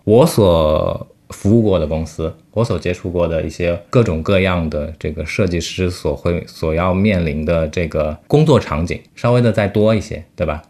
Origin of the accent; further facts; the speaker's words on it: China; 我们中国人